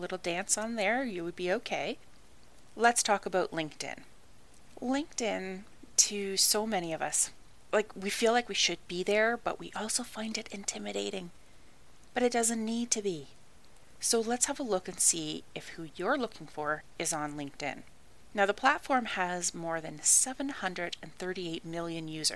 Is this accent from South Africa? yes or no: no; Canada; I'm Canadian